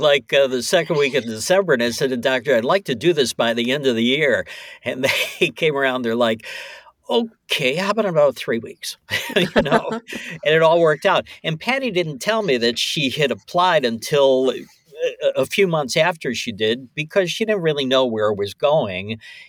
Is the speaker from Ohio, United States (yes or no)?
yes; Ohio, United States; I came in, I'm staying at that hotel, I'm from Ohio and everything.